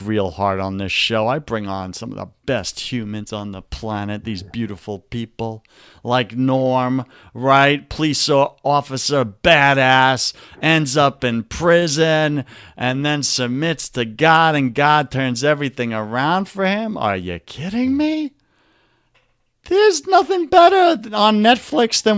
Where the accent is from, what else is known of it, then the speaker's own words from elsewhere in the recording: New York, United States; accent: New York; my New York accent